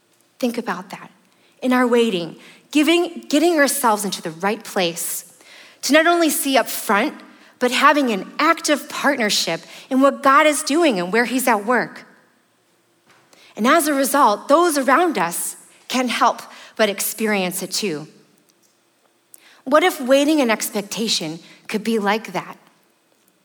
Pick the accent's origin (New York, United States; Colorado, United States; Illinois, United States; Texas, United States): Illinois, United States; Chicago; I'm from the Chicagoland